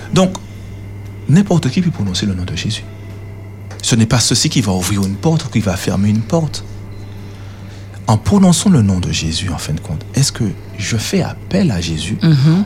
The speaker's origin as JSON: {"language": "French", "country": "Martinique", "said": "chez nous en Martinique, aux Antilles"}